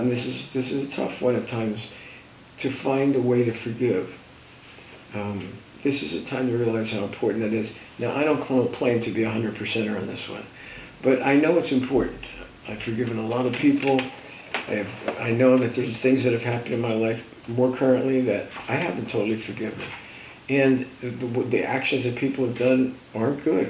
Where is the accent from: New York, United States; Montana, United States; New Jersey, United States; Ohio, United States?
New Jersey, United States; born or raised there